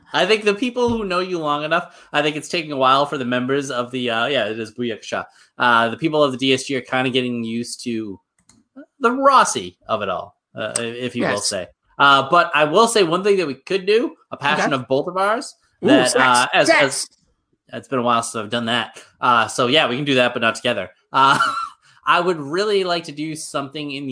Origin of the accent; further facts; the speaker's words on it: United States; as an American